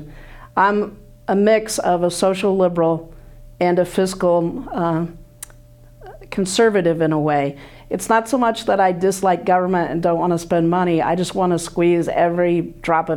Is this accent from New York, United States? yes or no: no; Illinois, United States; moved away as an adult; now in Johnson County, United States; I grew up in Illinois.